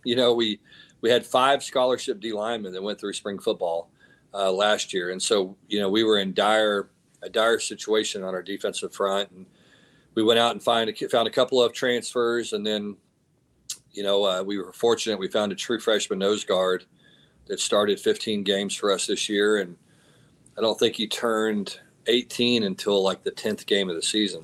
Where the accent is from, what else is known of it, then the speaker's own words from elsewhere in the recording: Texas, United States; I'm from Texas